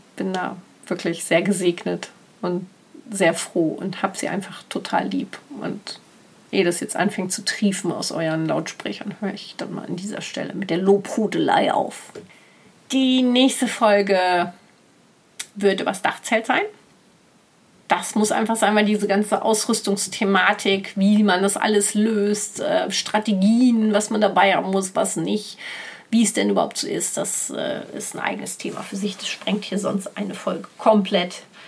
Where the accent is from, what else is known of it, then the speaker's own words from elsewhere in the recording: Ruhr area, North Rhine-Westphalia, Germany; moved away; sind wir weitergefahren in den Ruhrport, in meine alte Heimat